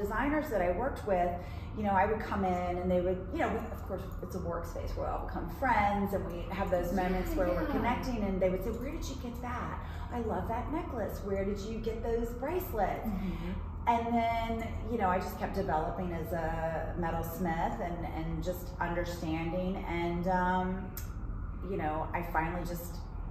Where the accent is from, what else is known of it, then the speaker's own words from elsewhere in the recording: the South, United States; now in New York, United States; I was raised in the South and I was raised as a dancer.